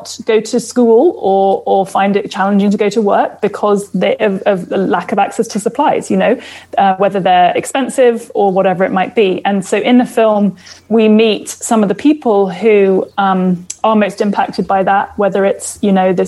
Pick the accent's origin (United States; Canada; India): Canada; also born or lived in Toronto; here in Toronto. We're a Canadian bunch of filmmakers